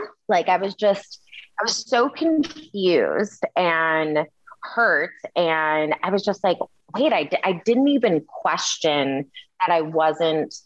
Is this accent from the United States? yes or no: yes; Kalamazoo, Michigan, United States; I am from Kalamazoo, Michigan, grew up in a pretty diverse city